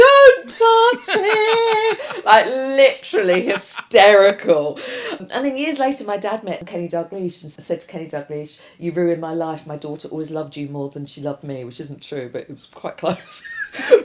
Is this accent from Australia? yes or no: no; London, United Kingdom; as you can tell from my accent, I'm from South London